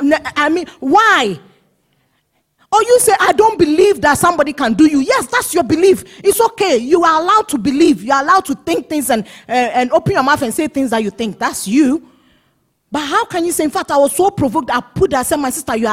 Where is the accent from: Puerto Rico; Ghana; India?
Ghana; accent: Ghanaian English; I'm speaking Ghanaian English